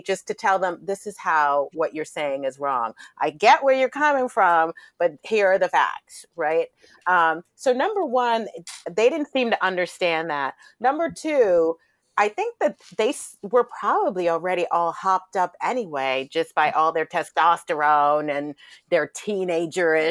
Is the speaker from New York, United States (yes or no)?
yes; New York City, New York, United States; growing up in Brooklyn